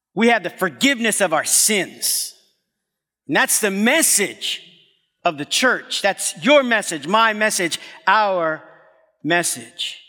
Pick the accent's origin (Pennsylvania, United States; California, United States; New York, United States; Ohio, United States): New York, United States; New York City; I'm from Brooklyn